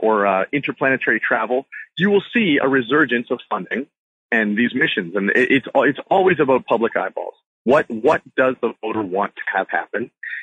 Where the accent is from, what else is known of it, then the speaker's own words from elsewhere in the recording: Canada; I shouldn't say we because I'm Canadian